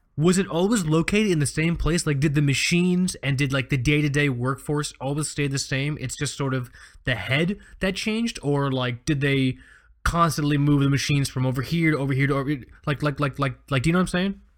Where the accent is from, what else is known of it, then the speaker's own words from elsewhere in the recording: Florida, United States; I grew up here in Florida. I didn't leave, I didn't leave home till I was nineteen